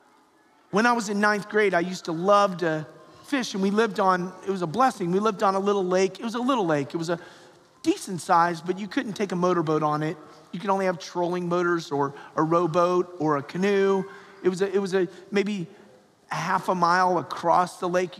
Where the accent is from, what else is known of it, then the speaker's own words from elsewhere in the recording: Atlanta, Georgia, United States; I grew up in Atlanta, Georgia